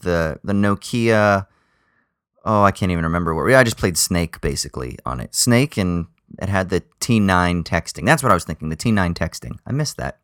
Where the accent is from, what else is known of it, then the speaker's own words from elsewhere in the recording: United States; now in Australia; growing up in America